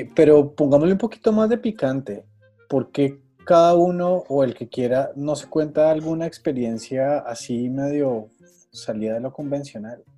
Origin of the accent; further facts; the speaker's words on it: Monterrey, Nuevo León, Mexico; mi tierra